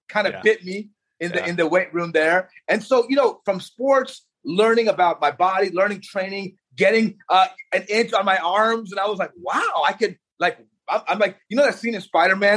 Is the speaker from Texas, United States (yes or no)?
yes; Texas, United States; I started off in Texas. I grew up in Texas